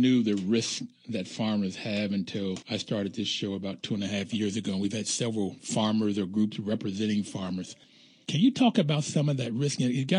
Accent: Bluefield, West Virginia, United States; I grew up in Bluefield, West Virginia. There was always hills and you had to have the rows correct.

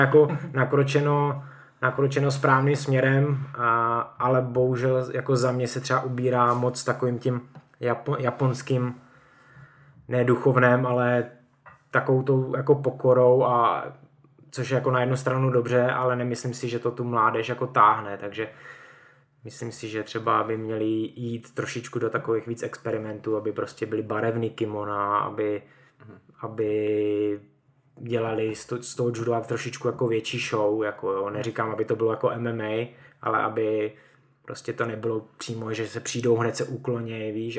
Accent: Mohelnice, Olomouc Region, Czechia; moved away as an adult; now in Hradec Králové, Czech Republic; Já pocházím z Mohelnice, to je na Moravě, eh, vlastně blízko Olomouce a tak tam jsem začal s judem a po střední škole jsem vlastně odešel do Hradce

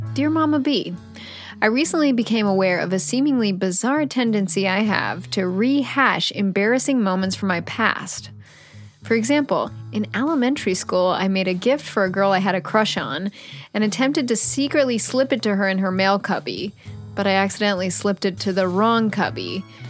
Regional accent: Pittsburgh, Pennsylvania, United States; moved away; my hometown of Pittsburgh, Pennsylvania

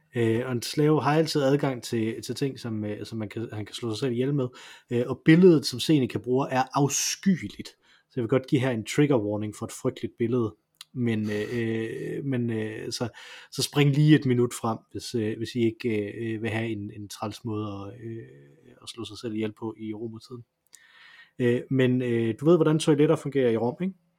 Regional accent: Silkeborg, Central Denmark Region, Denmark; moved away; Jeg kommer fra Silkeborg

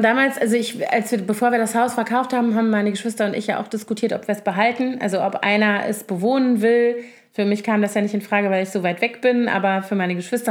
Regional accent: Koblenz, Rhineland-Palatinate, Germany; moved away; also born or lived in Bonn; ich komme ja nun aus Koblenz, was ja so eine traditionelle Garnisonsstadt ist mit zehn aktiven Kasernen ungefähr, als ich da noch, also als ich da aufgewachsen bin.

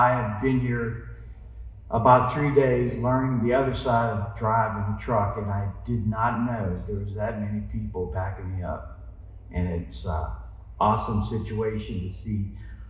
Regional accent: Western Pennsylvania, United States; I grew up in Western Pennsylvania, seeing the coal trucks pass my house every day

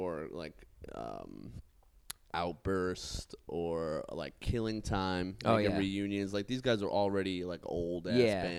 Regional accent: Mastic Shirley, New York, United States; A town called Mastic Shirley, which is like a fucking shithole.

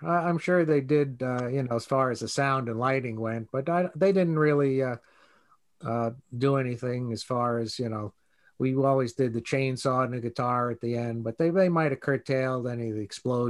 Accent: New York, United States; growing up in New York

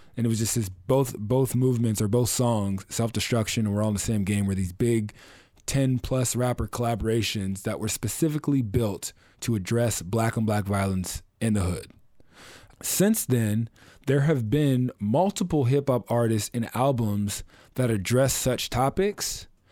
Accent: Oceanside, California, United States; I grew up, I'm from North County, San Diego, I'm from Oceanside

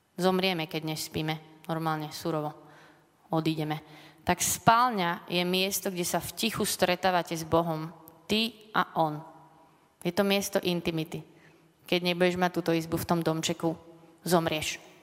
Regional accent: Bratislava, Bratislava Region, Slovakia; Som také dievča z Lamača

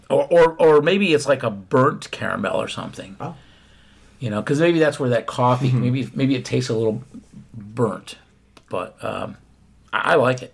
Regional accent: Philadelphia, Pennsylvania, United States; I was born in Philadelphia.

